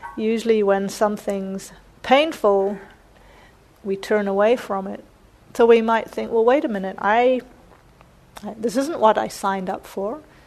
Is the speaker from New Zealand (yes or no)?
yes; New Zealand; moved away; I grew up mostly in New Zealand